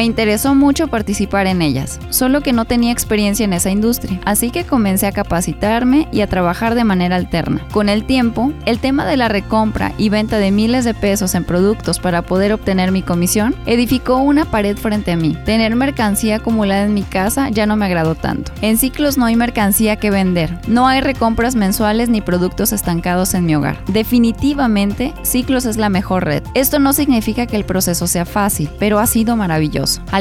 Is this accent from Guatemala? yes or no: no; Mexico; En síntesis, soy una madre mexicana ocupada en ser y aportar lo mejor para tener una mejor sociedad.